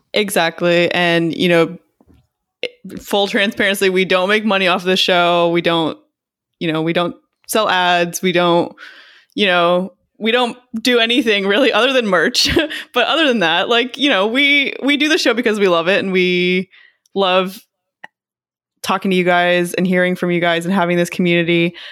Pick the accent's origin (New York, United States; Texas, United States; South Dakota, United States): Texas, United States; I grew up in Texas